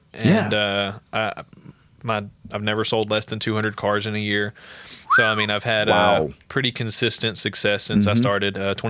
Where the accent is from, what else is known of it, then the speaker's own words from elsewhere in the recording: Sulphur, United States; also born or lived in Colorado / Arizona / California; I'm from Sulphur.